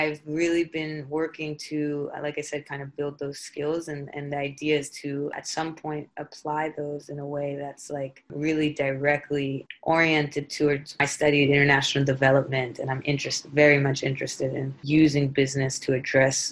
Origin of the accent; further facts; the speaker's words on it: Philadelphia, Pennsylvania, United States; I am from Philadelphia and born of two immigrant parents